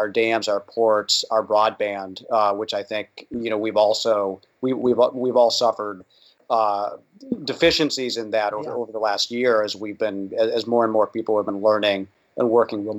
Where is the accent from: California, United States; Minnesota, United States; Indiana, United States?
Indiana, United States; my home state of Indiana